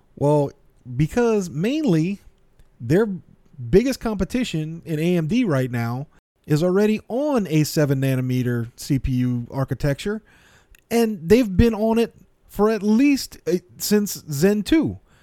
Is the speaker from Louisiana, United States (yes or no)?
yes; South Louisiana, United States; I'm from South Louisiana.